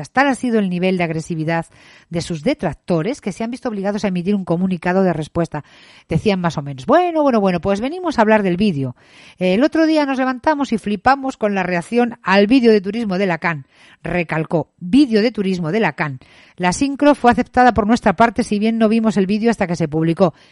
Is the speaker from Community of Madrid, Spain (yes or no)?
yes; Madrid, Community of Madrid, Spain; Los vídeos de turismo no tienen contenido político y como madrileños nos pareció bien participar en algo que a nuestro entender es inocuo y que venía a dar a conocer una ciudad que queremos mucho y que nos ha dado más.